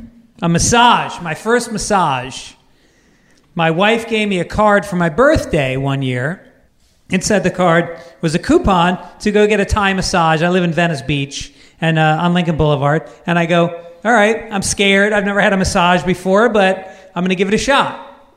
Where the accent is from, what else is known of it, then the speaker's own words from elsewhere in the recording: Ireland; I'm just Irish, I'm pasty white, like the splatterings of freckles.